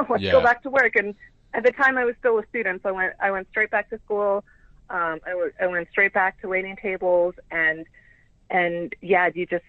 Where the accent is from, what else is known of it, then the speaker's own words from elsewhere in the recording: Chicago, Illinois, United States; also born or lived in Florida; Yeah, so I grew up in a little bit of Chicago, a little bit of Florida.